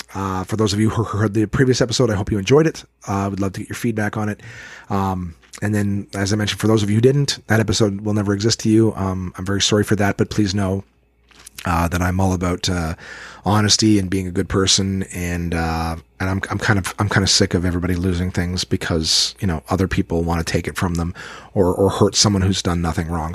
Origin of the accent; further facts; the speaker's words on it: Ottawa, Ontario, Canada; my hometown of Ottawa, Ontario